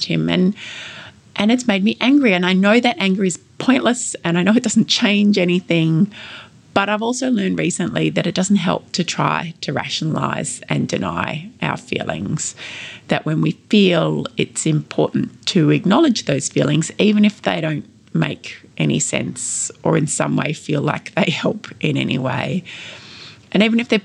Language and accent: English; Ballarat, Victoria, Australia; here in my hometown of Ballarat